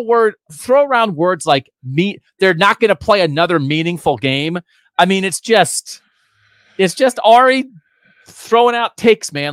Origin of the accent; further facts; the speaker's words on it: Pennsylvania, United States; now in Columbus, United States; I'm also from Pennsylvania